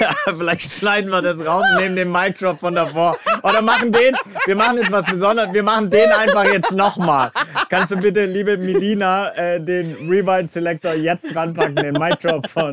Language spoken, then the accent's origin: German; Swabia, Baden-Württemberg, Germany; Ich als Schwabe